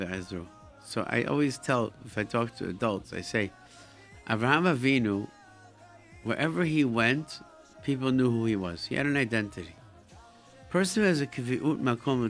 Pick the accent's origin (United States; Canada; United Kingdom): United States; Rochester, New York; now in Brooklyn, United States; growing up in Rochester, where I grew up